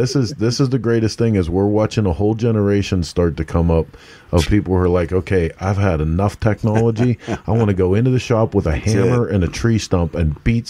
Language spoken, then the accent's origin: English; Pittsburgh, Pennsylvania, United States; accent: Pittsburgh; I do my best to try not to talk like I'm from Pittsburgh, and it slips out